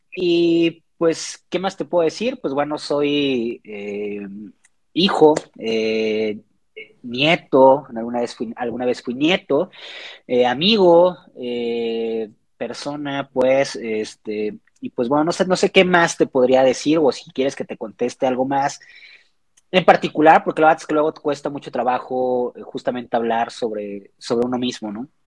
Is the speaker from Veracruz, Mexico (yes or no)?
yes; Xalapa, Veracruz, Mexico; moved away as an adult; now in Mexico City, Mexico; soy de Jalapa, Veracruz. Llevo ya aproximadamente unos ocho años, si no me equivoco, viviendo en Ciudad de México.